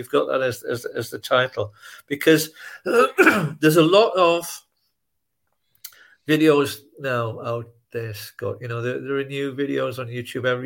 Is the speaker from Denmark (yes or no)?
no; United Kingdom; I'm British